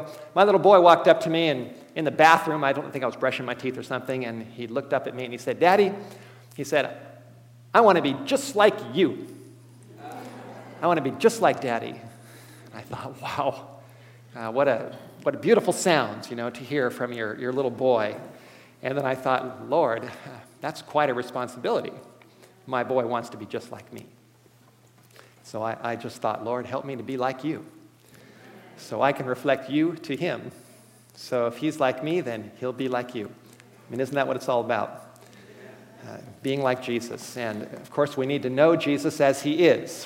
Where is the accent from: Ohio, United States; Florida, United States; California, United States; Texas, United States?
California, United States; Los Angeles; moved away as an adult; now in Spokane, United States; I grew up in Los Angeles, North Hollywood area